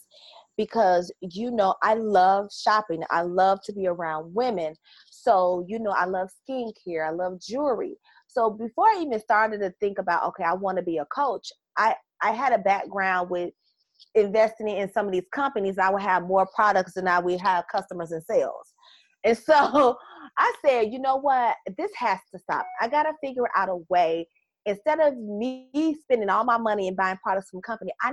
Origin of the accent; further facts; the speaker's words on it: Chicago, Illinois, United States; accent: Southern; also born or lived in Mississippi / Houston, Texas; I am from Chicago, and my family is from Mississippi. So they call me Southern